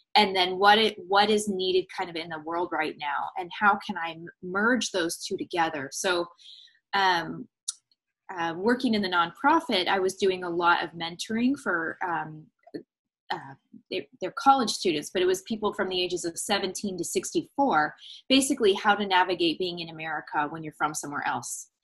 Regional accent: San Diego, California, United States; moved away as an adult; now in East Tennessee, United States; We were living in San Diego last fall. Um, and we had been there for that's my hometown. We're in East Tennessee now

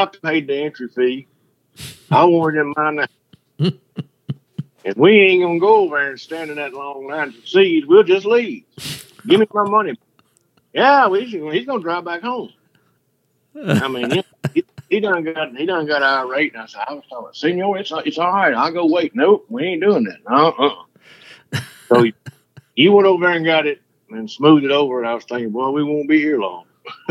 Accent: Bastrop, Louisiana, United States; born there; I was born in Bastrop, Louisiana. Just across the line.

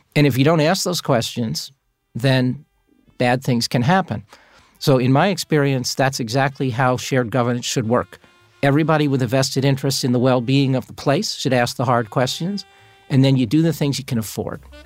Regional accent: Long Island, New York, United States; I grew up on Long Island

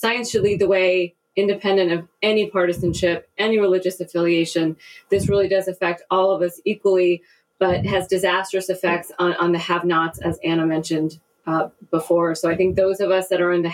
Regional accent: India; I am from India

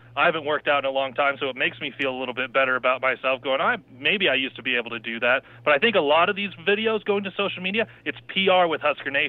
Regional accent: Nebraska, United States; growing up in Nebraska

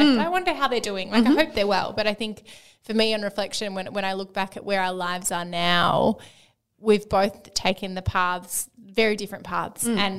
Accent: Melbourne, Victoria, Australia; I'm from Melbourne, but I'm currently on exchange in Scotland for the semester for uni.

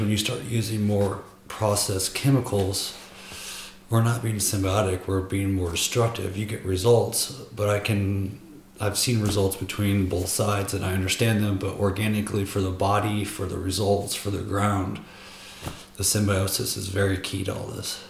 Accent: two hours from Chicago, Midwest, United States; moved away; if you drive from my hometown to the big city of chicago where i was at it's corn corn corn

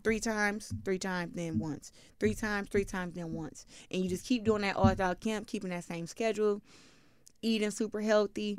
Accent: Flint, Michigan, United States; I'm from Flint

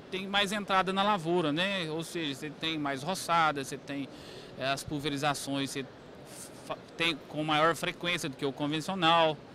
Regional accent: Boa Esperança, Minas Gerais, Brazil; somos lá do, de Boa Esperança, no sul de Minas.

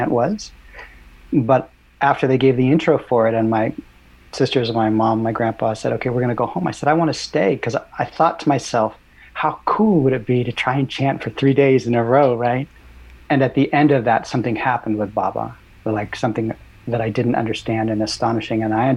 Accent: Los Angeles, California, United States; I grew up in Santa Monica Canyon, California, so I was a little surfer boy.

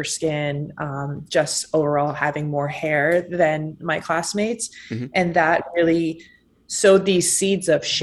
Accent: Massachusetts, United States; I grew up in a very small town in Massachusetts

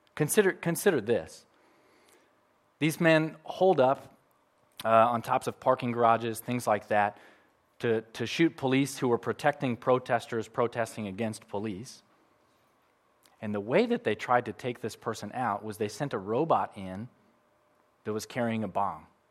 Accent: United States; moved away; I'm from America

